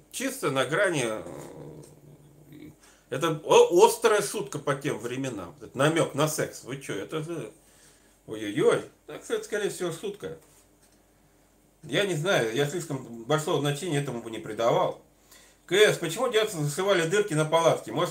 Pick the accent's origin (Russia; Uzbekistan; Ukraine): Russia; Northern Urals; Я сам с Северного Урала